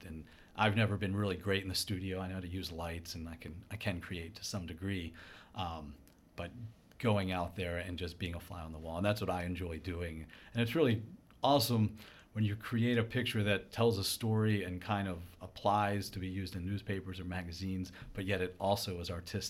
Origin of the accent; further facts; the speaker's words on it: Baltimore, Maryland, United States; No, you know, I grew up here in Baltimore, right. And I've spent most of my time here.